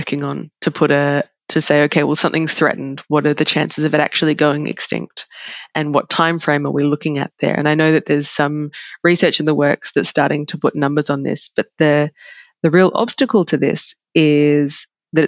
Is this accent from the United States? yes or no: no; Australia; as an Australian